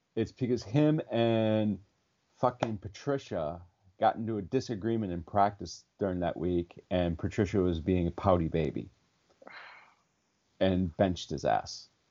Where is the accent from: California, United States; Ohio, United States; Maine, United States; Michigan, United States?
Michigan, United States; Detroit; now in Los Angeles, United States; I'm from Detroit